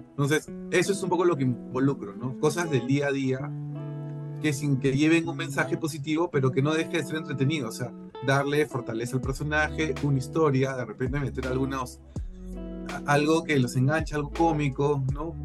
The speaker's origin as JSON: {"language": "Spanish", "country": "Peru", "said": "yo tengo como peruano"}